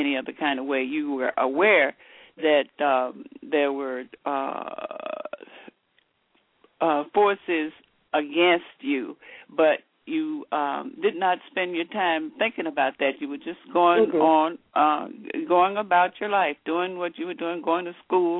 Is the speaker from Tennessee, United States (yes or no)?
yes; Memphis, Tennessee, United States; moved away as an adult; also born or lived in Eads, Tennessee / Cleveland, Ohio / Dayton, Ohio; I grew up in Memphis, Tennessee, and came to Dayton as an adult.